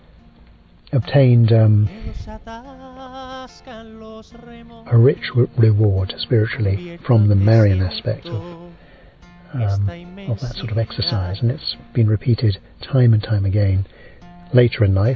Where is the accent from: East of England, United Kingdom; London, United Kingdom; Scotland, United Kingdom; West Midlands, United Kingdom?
London, United Kingdom; I'm from England, London